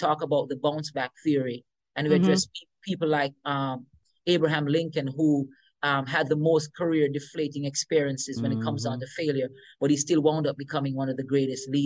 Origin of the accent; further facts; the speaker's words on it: Western St. Mary, Saint Mary, Jamaica; I remember growing up in Jamaica, in the countryside